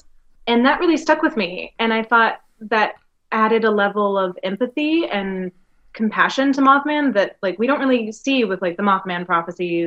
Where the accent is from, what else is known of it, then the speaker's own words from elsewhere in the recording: Greensboro, North Carolina, United States; I grew up in Greensboro, North Carolina